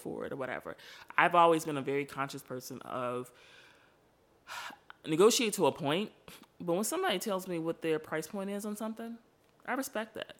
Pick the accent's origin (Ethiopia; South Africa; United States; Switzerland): United States; Chicago, Illinois; I am from Chicago, born and raised